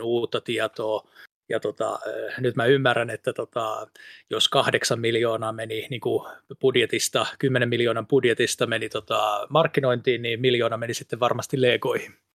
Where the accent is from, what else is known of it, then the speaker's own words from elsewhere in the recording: Pori, Satakunta, Finland; accent: Pori dialect; Anteeksi porin murteeni